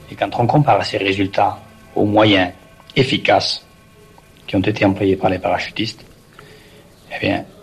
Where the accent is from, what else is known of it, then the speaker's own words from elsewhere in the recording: Auvergne-Rhône-Alpes, France; du Rhône, région du Rhône.